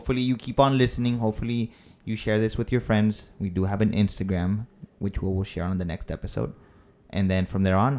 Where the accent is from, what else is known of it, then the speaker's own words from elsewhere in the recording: Mexico; accent: Mexican; English is a second language; moved away; also born or lived in Eagle Pass, Texas; I was born in Mexico